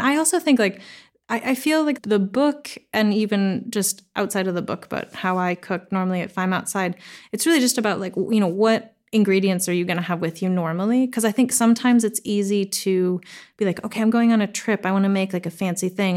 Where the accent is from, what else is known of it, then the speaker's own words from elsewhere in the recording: the Northwest, Pacific Northwest, United States; I grew up in the Northwest, and like I said, um, Swedish mom, American dad